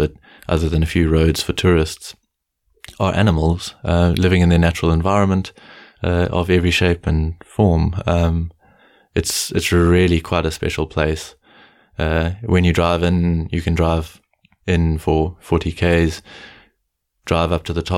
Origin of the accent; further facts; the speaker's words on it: South Africa; As a South African, I call them game drives